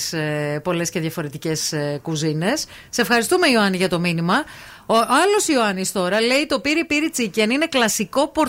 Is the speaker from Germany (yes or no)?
yes; Berlin, Germany; έχω μέτρο σύγκριση γιατί κατάγομαι από το Βερολίνο και είχαμε πολύ καλά ασιατικά εστιατόρια.